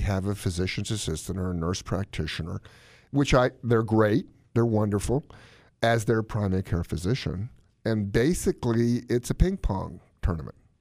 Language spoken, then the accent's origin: English; Yankeeville, the North, United States; moved away; Dinner in where I grew up in Yankeeville was at seven, six P M